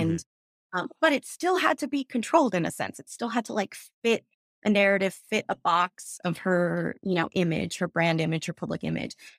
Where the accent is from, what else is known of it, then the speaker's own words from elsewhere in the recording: New York City, New York, United States; I grew up in New York where I would go to Broadway auditions